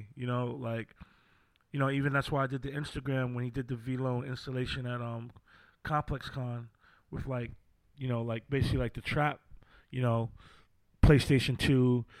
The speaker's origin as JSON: {"language": "English", "region": "New York", "country": "United States", "tie": "born or raised there", "also_born_or_lived": "London", "moved": "as an adult", "said": "I grew up in New York."}